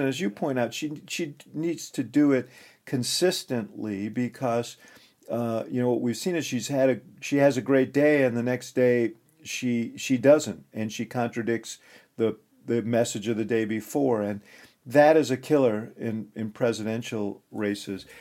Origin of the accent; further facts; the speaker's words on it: Chicago, Illinois, United States; my hometown